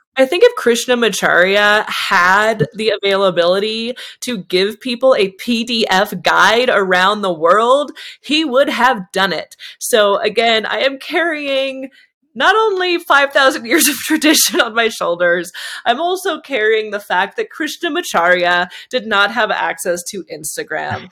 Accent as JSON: {"language": "English", "area": "Bay Area", "region": "California", "country": "United States", "tie": "born or raised there", "moved": "yes", "said": "I'm from the Bay Area"}